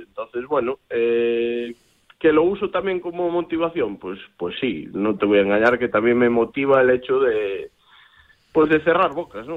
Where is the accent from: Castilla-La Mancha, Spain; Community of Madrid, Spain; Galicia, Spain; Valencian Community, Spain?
Galicia, Spain; poner pues a mi tierra en lo más alto